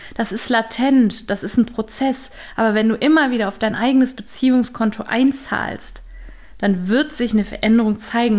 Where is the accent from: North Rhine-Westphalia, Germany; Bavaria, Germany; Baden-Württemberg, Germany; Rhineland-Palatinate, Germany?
North Rhine-Westphalia, Germany; Düsseldorf; moved away; ich hier in Düsseldorf bin, in meiner alten Heimat bei meiner Mutter